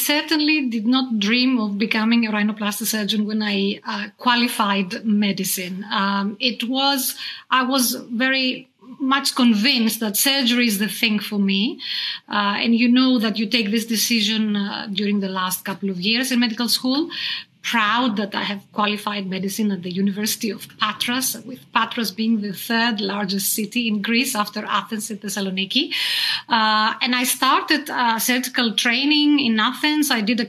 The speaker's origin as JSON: {"language": "English", "country": "Australia", "lives_now": "Belgium", "said": "Right, I'm an Aussie. I bet you didn't know that."}